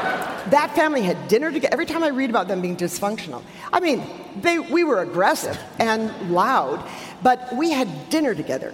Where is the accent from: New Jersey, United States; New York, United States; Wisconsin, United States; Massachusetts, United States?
Wisconsin, United States; Milwaukee; I grew up in Milwaukee, in the south side of Milwaukee, near Pulaski High School.